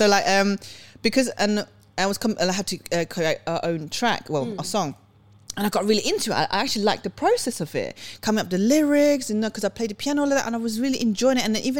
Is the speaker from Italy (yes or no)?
no; Sweden; moved away; I was born in Sweden.